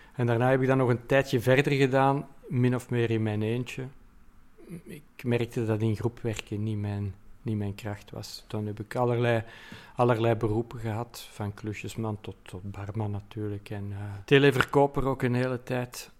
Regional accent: Antwerp, Flanders, Belgium; hier in, in, in Mortsel en Kontig en Deurne en Borgerhout. Dus de randgebied is van Antwerpen

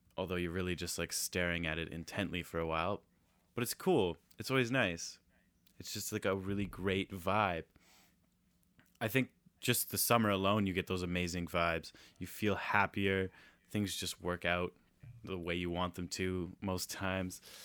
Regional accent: Nanaimo, British Columbia, Canada; Taylor and I grew up in Nanaimo

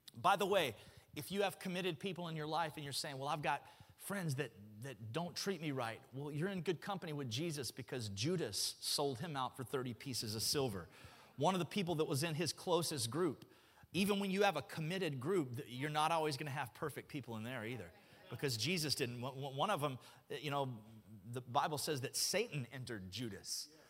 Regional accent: Alabama, United States; moved away; I grew up in Alabama

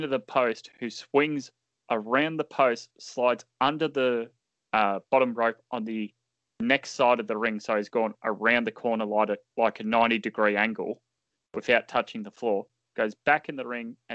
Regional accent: Australia; as an Australian

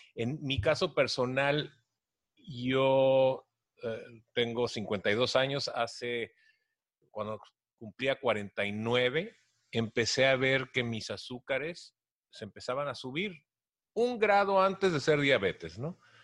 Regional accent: Tijuana, Baja California, Mexico; soy de Tijuana

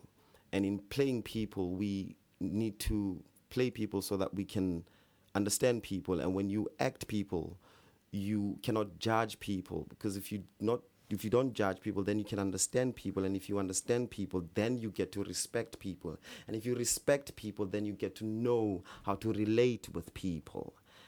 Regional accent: South Africa; when you're growing up in South Africa, especially when you're growing up in these remote villages, in these small towns, you know, you never get to get access to theatre.

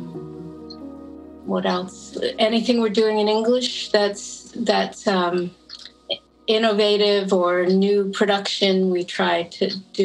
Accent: Toronto, Ontario, Canada; I'm from Toronto, and I joined there in 1975

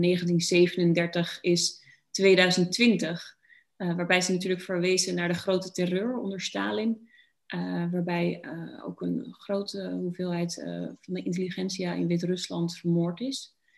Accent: Netherlands; dat ik Nederlands ben

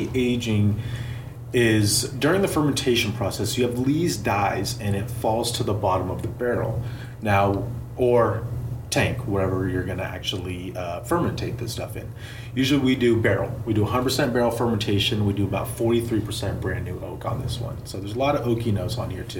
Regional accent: Russian River Valley, California, United States; I grew up around this valley. It's my home.

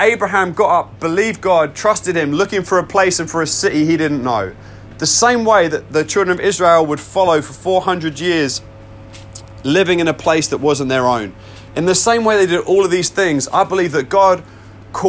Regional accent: United Kingdom; I am British

